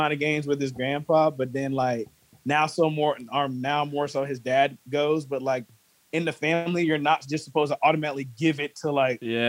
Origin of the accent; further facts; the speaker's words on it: Greensboro, North Carolina, United States; I'm from Greensboro